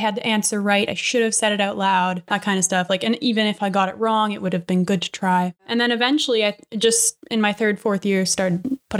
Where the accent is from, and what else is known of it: Vancouver, British Columbia, Canada; born or raised there; also born or lived in Victoria, British Columbia